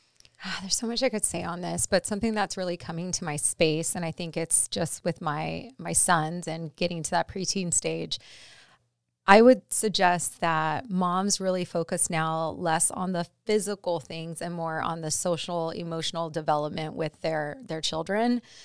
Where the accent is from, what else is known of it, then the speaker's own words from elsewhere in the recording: La Puente, California, United States; where I grew up is in La Puente in Southern California, um, in a pretty tough neighborhood